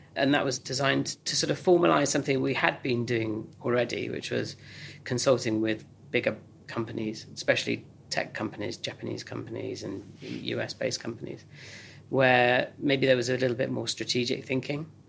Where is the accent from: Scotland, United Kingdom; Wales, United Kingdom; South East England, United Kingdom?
South East England, United Kingdom; Oxfordshire; growing up in Oxfordshire